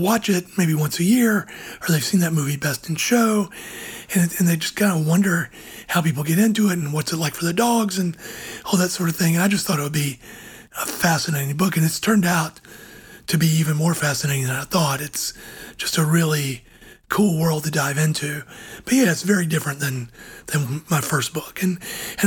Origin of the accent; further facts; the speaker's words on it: Georgia, United States; my home state of Georgia